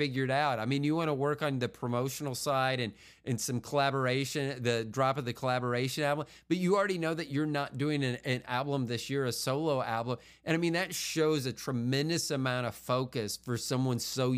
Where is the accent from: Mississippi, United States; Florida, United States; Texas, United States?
Florida, United States; Tampa; moved away; I'm from Tampa originally